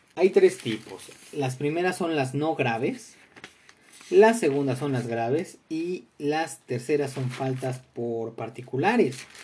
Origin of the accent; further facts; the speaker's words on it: Mexico; tenemos como mexicanos